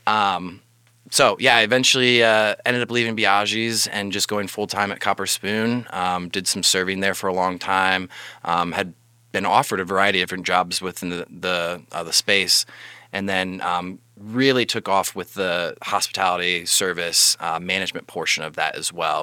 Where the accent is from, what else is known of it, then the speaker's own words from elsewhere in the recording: Fort Wayne, Indiana, United States; being born and raised in Fort Wayne